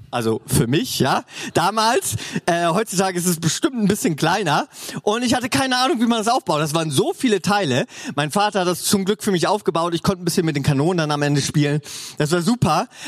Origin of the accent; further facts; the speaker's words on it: Northern Germany, Germany; Oder moin, ne? Ich komme ja aus dem Norden eigentlich.